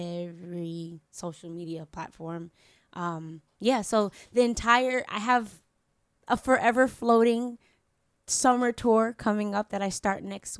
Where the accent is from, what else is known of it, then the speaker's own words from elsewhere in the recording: New York, United States; moved away as an adult; now in Florida, United States; I'm from New York.